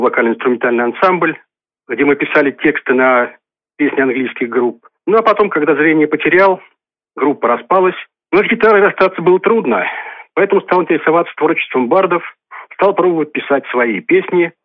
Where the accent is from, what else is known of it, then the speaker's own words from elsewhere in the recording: Novomoskovsk, Tula Oblast, Russia; Я коренной житель города Новомосковска, здесь родился, здесь живу